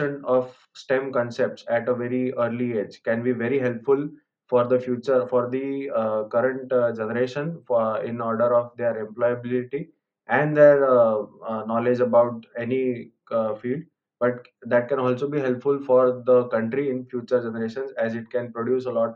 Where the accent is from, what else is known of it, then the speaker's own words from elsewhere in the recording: India; I'm from India